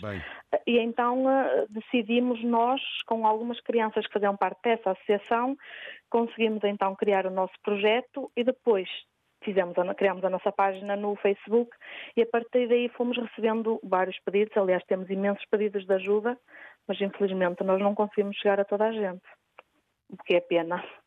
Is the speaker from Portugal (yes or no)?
yes; Barcelos, Norte, Portugal; moved away as an adult; now in Switzerland; Eu sou de Barcelos, da terra do Gala